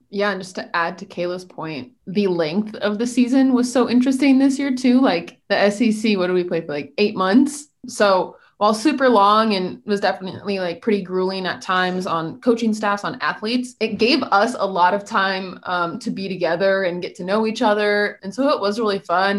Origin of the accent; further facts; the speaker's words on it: Missouri, United States; moved away as an adult; now in Oxford, United States; I'm from Missouri, so I grew up